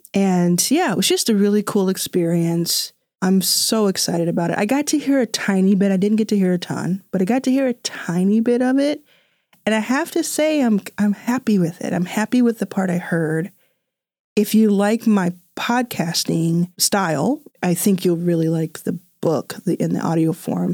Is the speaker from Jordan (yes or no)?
no; Dallas, Texas, United States; born or raised there; also born or lived in Jackson, Mississippi; now in Los Angeles, United States